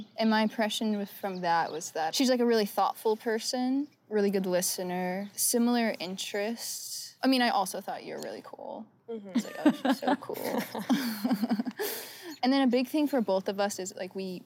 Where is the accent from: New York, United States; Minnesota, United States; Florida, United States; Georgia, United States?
New York, United States; Hastings-on-Hudson; I'm from Hastings in Hudson, which is right outside the city